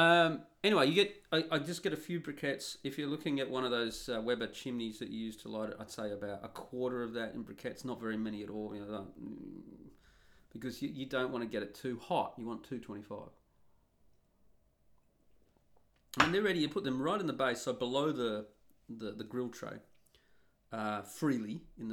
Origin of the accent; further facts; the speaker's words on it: Australia; Now, you'll notice that I've left out Australia. And I'm Australian.